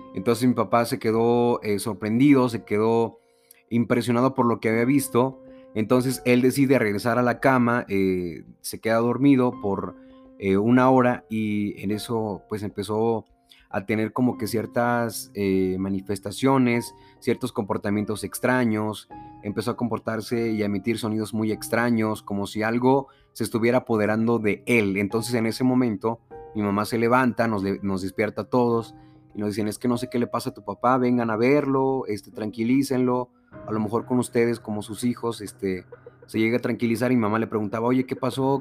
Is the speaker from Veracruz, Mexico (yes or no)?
yes; Veracruz, Mexico; vengo del estado de Veracruz